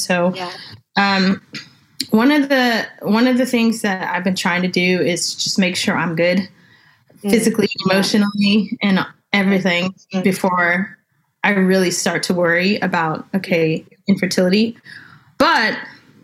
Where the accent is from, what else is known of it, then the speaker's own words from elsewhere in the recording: California, United States; now in Texas, United States; I'm originally from California.